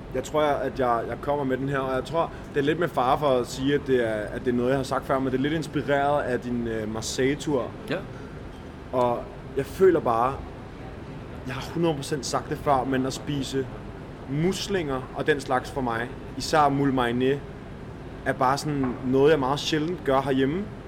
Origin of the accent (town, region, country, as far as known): Denmark